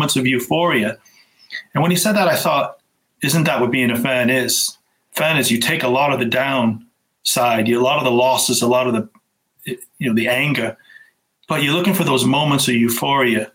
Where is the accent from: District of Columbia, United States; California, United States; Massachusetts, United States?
Massachusetts, United States; Boston; I'm from Massachusetts. I'm from Boston